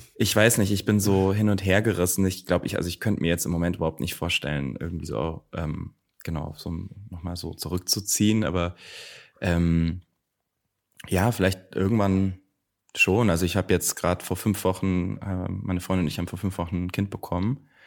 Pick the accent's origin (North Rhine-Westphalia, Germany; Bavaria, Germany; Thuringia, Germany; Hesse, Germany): Bavaria, Germany; near Nuremberg, Franconia; now in Berlin, Germany; Ich komme aus der Nähe von Nürnberg, aus Rot.